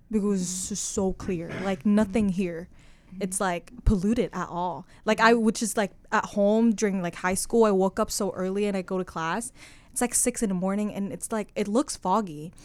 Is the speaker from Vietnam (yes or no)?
yes; Hanoi, Vietnam; English is a second language; moved away as an adult; now in Corvallis, United States; I was born and raised in Hanoi, which is, like, one of the biggest city